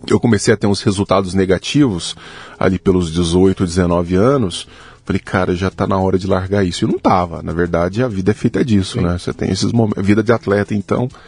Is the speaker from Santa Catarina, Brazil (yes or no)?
no; Araguari, Minas Gerais, Brazil; born there; now in Uberlândia, Brazil; Eu nasci no interior de Minas Gerais, numa cidade chamada Araguari.